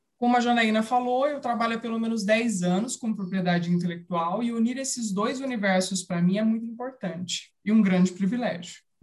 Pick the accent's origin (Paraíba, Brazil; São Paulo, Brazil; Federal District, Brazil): São Paulo, Brazil; São José do Rio Preto; eu sou nascida e criada em São José do Rio Preto